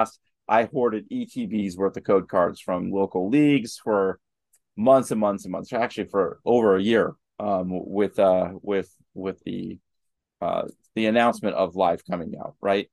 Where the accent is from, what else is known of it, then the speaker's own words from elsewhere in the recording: Pittsburgh, Pennsylvania, United States; We're from Pittsburgh